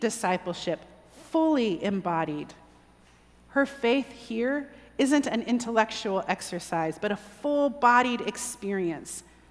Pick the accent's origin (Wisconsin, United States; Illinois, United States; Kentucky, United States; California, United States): California, United States; moved away; growing up in California